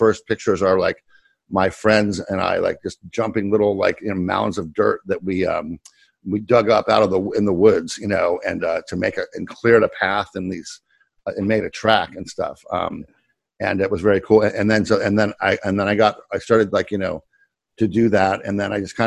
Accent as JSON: {"language": "English", "town": "Kent", "region": "Ohio", "country": "United States", "tie": "born or raised there", "also_born_or_lived": "Pittsburgh / Boston", "moved": "as an adult", "said": "I came from Kent, Ohio"}